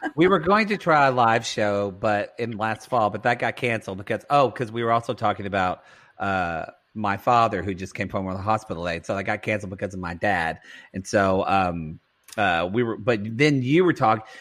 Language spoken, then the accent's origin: English; Oklahoma, United States; accent: Southern; moved away; the mall in my hometown, I've said before, is named Mountain View Mall when we have no mountains